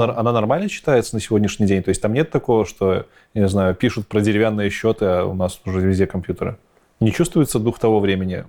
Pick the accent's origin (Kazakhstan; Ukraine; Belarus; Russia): Belarus; Я, как истинный белорус